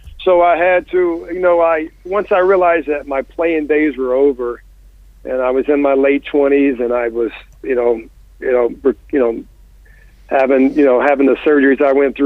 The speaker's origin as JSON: {"language": "English", "country": "United States", "tie": "born or raised there", "moved": "yes", "lives_now": "Venice, United States", "said": "My hometown in Stark has offered me the job a few times."}